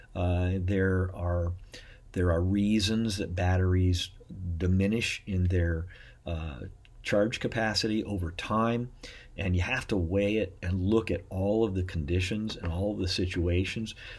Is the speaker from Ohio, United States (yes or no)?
yes; Beavercreek, Ohio, United States; I'm actually from Beaver Creek, as well as my wife. We were pretty much born and raised there